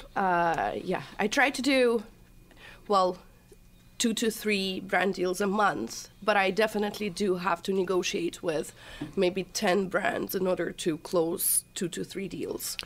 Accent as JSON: {"language": "English", "town": "Chelyabinsk", "region": "Chelyabinsk Oblast", "country": "Russia", "tie": "born or raised there", "moved": "yes", "said": "I was born and raised in Russia, Chelyabinsk."}